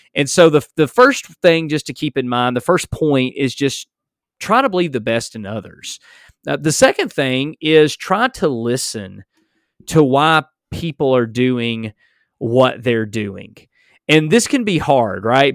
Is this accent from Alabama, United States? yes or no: yes; Alabama, United States; accent: strong southern drawl; I'm from Alabama or simply because I have a strong southern drawl